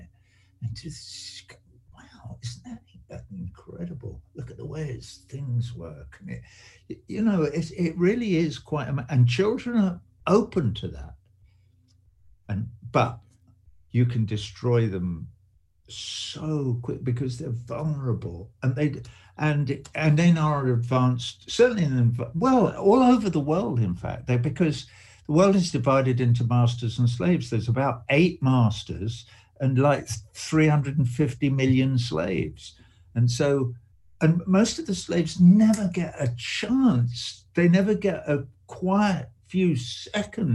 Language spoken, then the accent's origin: English; England, United Kingdom; I grew up in England, you know, in the aftermath of the Second World War